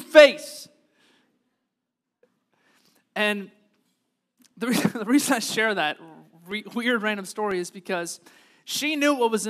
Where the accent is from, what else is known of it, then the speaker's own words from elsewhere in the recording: United States; being American Christians